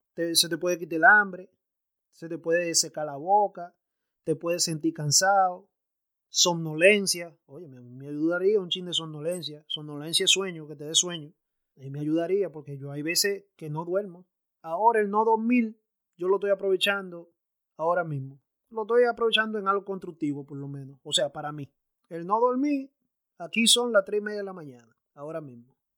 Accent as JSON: {"language": "Spanish", "town": "Santo Domingo", "region": "Distrito Nacional", "country": "Dominican Republic", "tie": "born or raised there", "moved": "yes", "lives_now": "United States", "said": "me crié a la vieja escuela, yo me crié en Santo Domingo"}